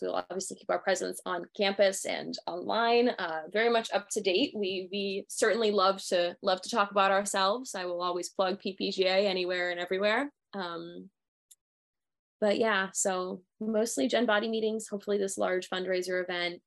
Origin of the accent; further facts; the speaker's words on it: Pennsylvania, United States; moved away as an adult; I'm originally from Pennsylvania